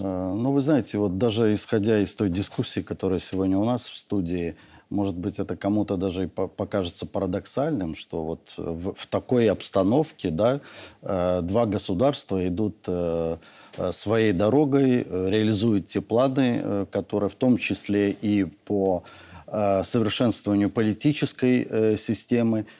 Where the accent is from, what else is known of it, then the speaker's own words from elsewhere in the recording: Belarus; мы, белорусы, единая семья